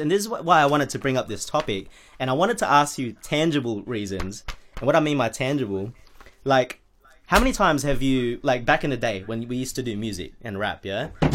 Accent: Australia; we're from Australia

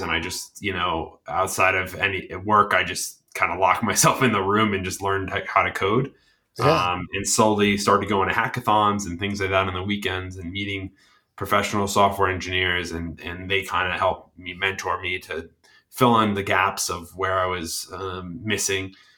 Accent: Cranston, Rhode Island, United States; now in Massachusetts, United States; I grew up in Cranston, Rhode Island

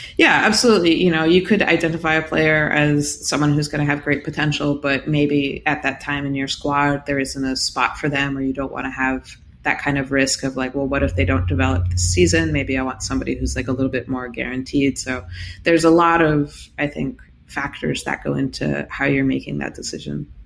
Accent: United States; being American, well versed in baseball

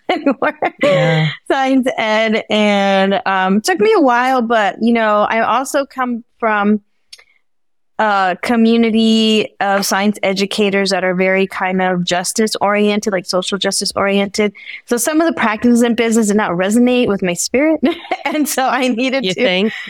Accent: Bay Area, California, United States; my family's from El Salvador, so I was born here in the Bay Area

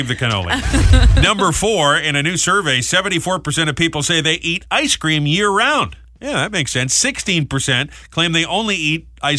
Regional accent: Rhode Island, United States; moved away; my home state of Rhode Island, where I was just on vacation last week.

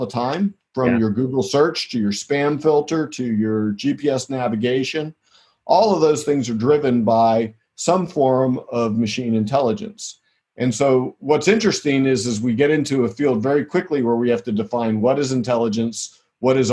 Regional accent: southwestern Pennsylvania, United States; I grew up in southwestern Pennsylvania

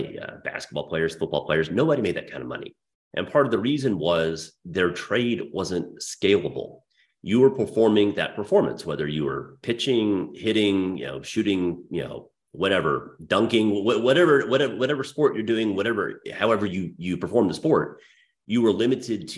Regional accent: Dallas, Texas, United States; my hometown of Dallas

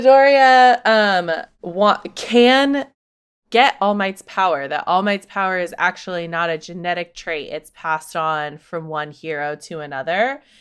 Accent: United States; being American

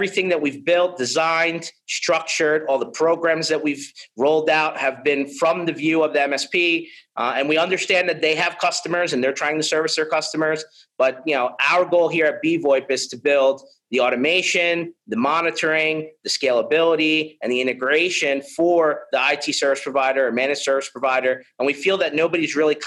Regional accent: United States; I'm from the United States

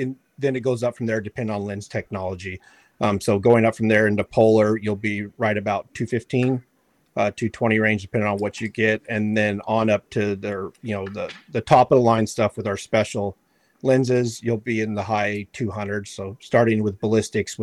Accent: Yuma, Arizona, United States; also born or lived in Kentucky; I grew up in Yuma out here in Arizona in the desert hunting

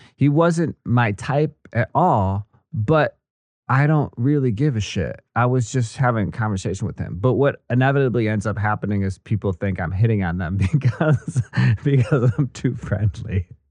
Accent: Kenosha, Wisconsin, United States; moved away as an adult; also born or lived in Missouri / Washington D.C.; I'm a good old uh, Midwestern American boy. I grew up in Wisconsin, Kenosha

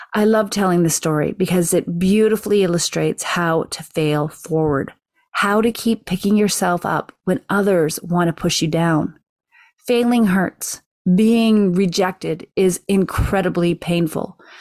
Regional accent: Canada; being Canadian

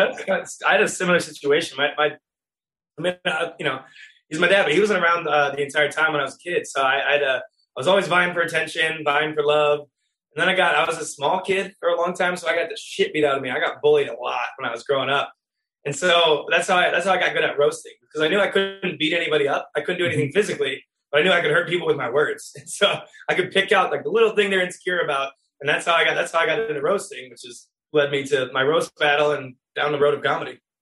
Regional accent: Wisconsin, United States; I'm from Wisconsin

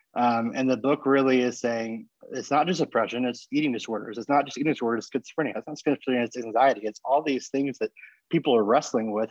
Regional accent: Texas, United States; moved away as an adult; also born or lived in California; I was born in Texas and I went to college in California, and met my wife in California, and now I'm back to Texas. I'm about a I'm about a block, ironically, from the house I grew up

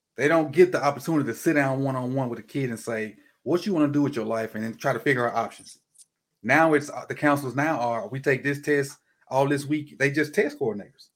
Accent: Mississippi, United States; I'm from Mississippi, um, I, my hometown is probably forty-five minutes from Alcorn.

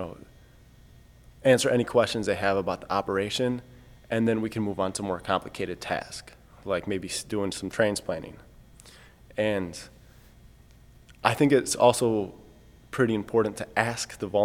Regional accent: Michigan, United States; I'm from Michigan.

